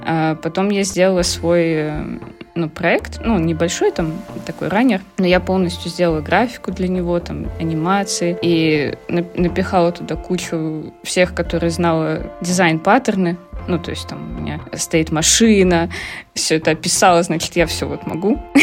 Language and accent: Russian; Khabarovsk, Khabarovsk Krai, Russia; moved away as an adult; also born or lived in Saint Petersburg, Russia; now in Netherlands; Я переехала в Питер. Из Хабаровска училась я в Хабаровске. Это на Дальнем Востоке